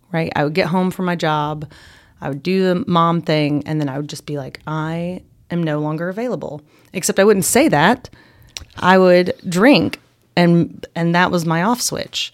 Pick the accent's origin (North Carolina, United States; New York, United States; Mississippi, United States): North Carolina, United States; Boone; I grew up here in Boone